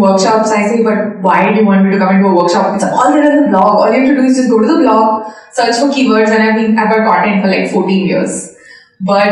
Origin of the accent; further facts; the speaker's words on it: India; I am from India